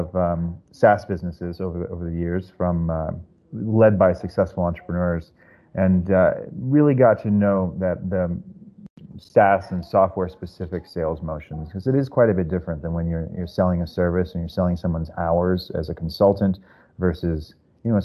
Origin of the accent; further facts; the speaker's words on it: Silicon Valley, California, United States; also born or lived in San Francisco; now in New York, United States; originally from the Silicon Valley area, so I kind of grew up in that culture.